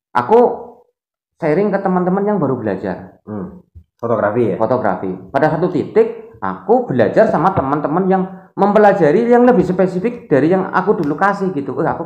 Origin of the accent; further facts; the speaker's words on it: Java, Indonesia; kalau di sini kita ngomong sebagai tanah nama Jawa karena kita sebagai orang Jawa.